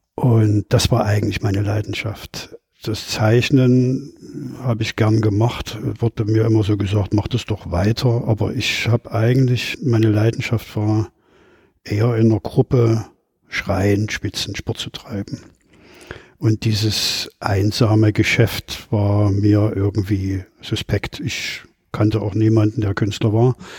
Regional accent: Leipzig, Saxony, Germany; Ich bin 1959 in Leipzig geboren

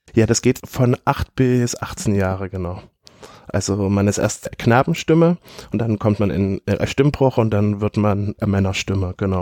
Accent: Leipzig, Saxony, Germany; Ich bin 1987 in Leipzig geboren und ich bin bildender Künstler

